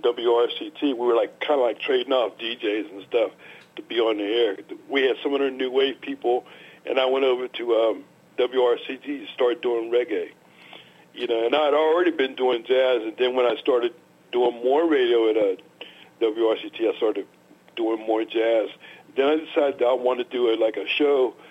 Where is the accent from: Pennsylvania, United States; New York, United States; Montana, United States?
Pennsylvania, United States; Pittsburgh; I'm a Pittsburgh kid, and raised in Homewood